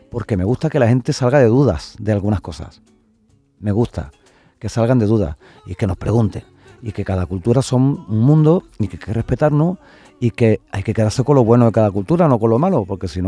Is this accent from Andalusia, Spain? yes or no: yes; Huelva, Andalusia, Spain; ahora si Dios quiere me voy unos días para, mi tierra y a ver a mi gente.